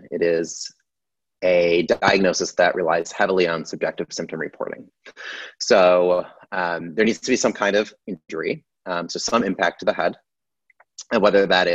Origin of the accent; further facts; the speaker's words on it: Syracuse, New York, United States; moved away as an adult; now in Philadelphia, United States; I grew up in upstate New York. I'm from Syracuse